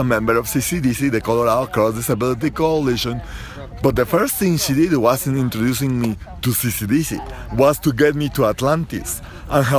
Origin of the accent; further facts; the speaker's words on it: Guatemala; now in United States; I'm an immigrant. I came from Central America, and I acquired my green card